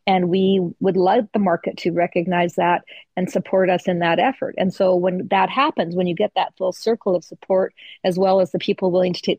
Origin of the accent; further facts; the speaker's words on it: Canada; we're Canadian